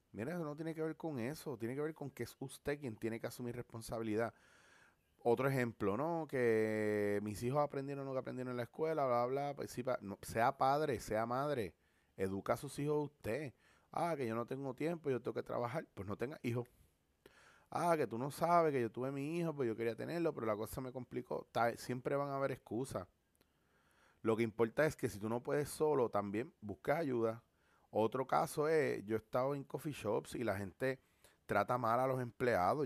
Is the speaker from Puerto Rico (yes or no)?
yes; Puerto Rico; como puertorriqueños